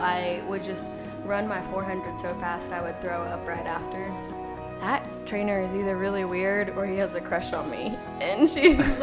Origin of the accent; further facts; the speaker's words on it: Dalhart, Texas, United States; now in College Station, United States; I'm from Dalhart, Texas, so 10 hours north of here. Really far from home